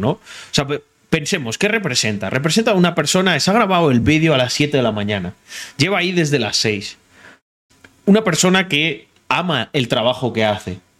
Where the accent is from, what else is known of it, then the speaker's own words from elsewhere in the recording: Morocco; now in Spain; yo veo eh, que España a nivel de inseguridad cada vez se parece más a Marruecos. Y te lo digo porque soy marroquí.